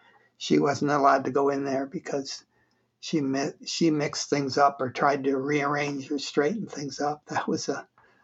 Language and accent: English; United States; they wanted us to grow up as an American family and adapt quickly and easily